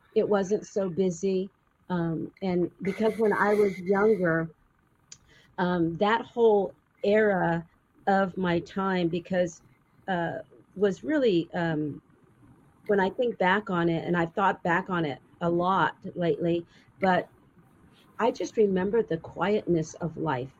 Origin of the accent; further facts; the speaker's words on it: Winslow, Arizona, United States; I was actually born in Winslow, Arizona